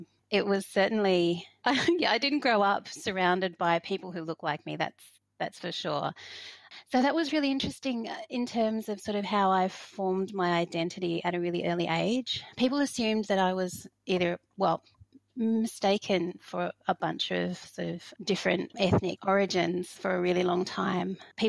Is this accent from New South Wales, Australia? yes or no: no; Hobart, Tasmania, Australia; also born or lived in Fiji / Sydney; now in Victoria, Australia; I am based in Wurundjeri and Boonwurrung country in Victoria, but I grew up in Lutruwita in Nipaluna.